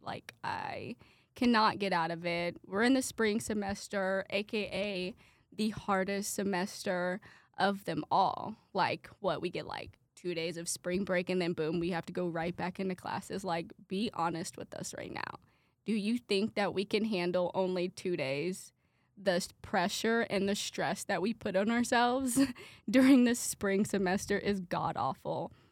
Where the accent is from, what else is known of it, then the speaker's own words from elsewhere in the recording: Brownsburg, Indiana, United States; I am from Brownsburg, Indiana